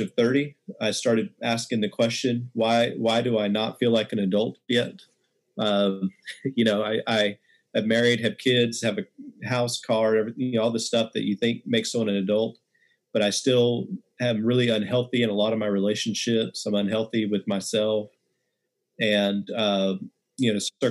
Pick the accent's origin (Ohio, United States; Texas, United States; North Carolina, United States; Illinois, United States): Texas, United States; West; I grew up in West Texas, and real small town